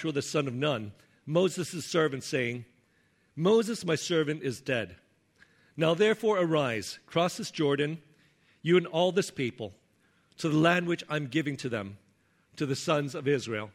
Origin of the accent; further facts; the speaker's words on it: Hong Kong; moved away; when I was growing up in Hong Kong